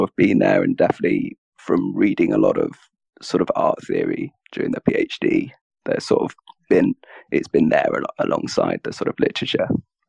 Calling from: London, United Kingdom; I'm calling from London in the UK.

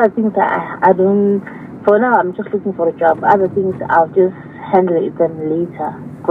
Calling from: Nkomazi, Mpumalanga, South Africa; Nkomazi, near Malelane.

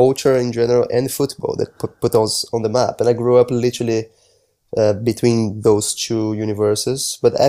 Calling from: London, United Kingdom; I'm speaking from London, the UK.

